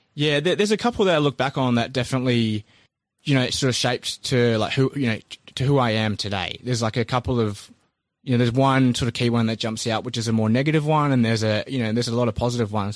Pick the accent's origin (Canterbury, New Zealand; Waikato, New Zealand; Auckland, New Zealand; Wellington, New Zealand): Canterbury, New Zealand; Christchurch; I was born in New Zealand and grew up in Christchurch